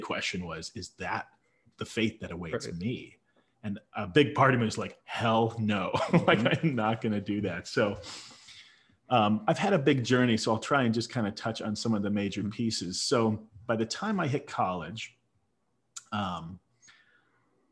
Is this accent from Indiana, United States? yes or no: yes; Indiana, United States; I grew up in the Midwest in the 80s, from in Indiana, right? So a Midwestern boy